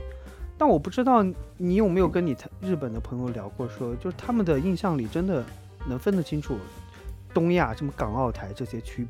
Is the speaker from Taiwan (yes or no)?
no; China; 我们作为中国人来说